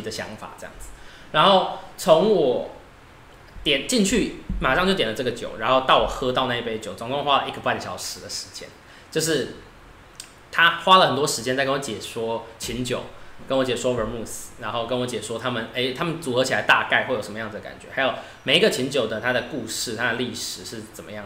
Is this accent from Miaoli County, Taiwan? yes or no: no; Chiayi, Chiayi City, Taiwan; 我自己就是出生在嘉义